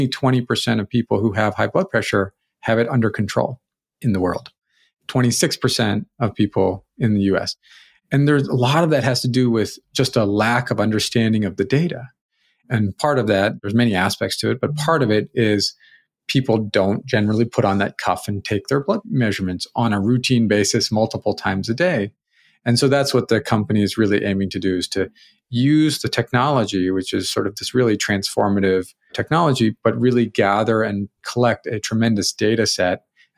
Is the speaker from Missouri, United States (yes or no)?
yes; St. Louis, Missouri, United States; No, I grew up in St. Louis.